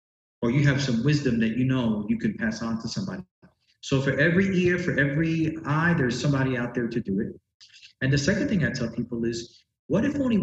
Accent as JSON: {"language": "English", "region": "New York", "country": "United States", "tie": "born or raised there", "said": "I grew up in New York in Spanish Harlem, a place called El Barrio, which is sort of nestled in between Midtown Manhattan and Upper Manhattan. So I grew up there my whole life"}